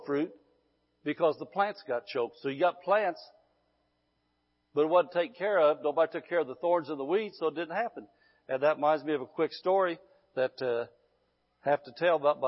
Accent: Midwest, United States; moved away as an adult; now in California, United States; I'm Californian now, but I was in the Midwest 54 years

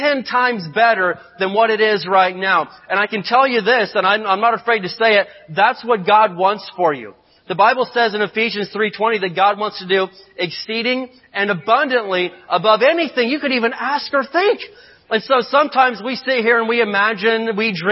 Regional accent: Indiana, United States; moved away; I grew up in Indiana, and we grew up out in the country

